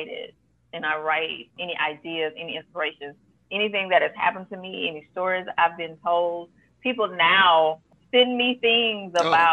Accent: Houston, Texas, United States; I'm born and raised in Houston

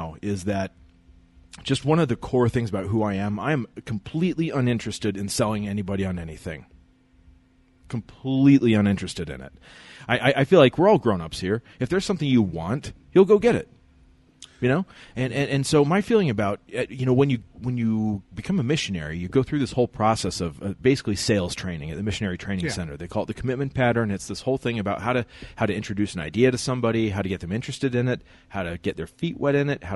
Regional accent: Logan, Utah, United States; born and raised in Logan, Utah.

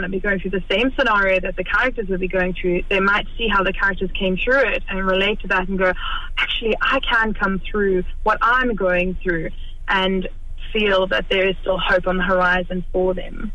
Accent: South Africa; moved away as an adult; now in Kilkenny, Ireland; I grew up in South Africa

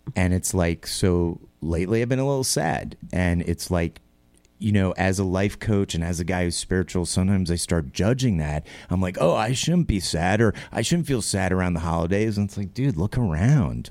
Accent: New York, United States; born and raised New Yorker

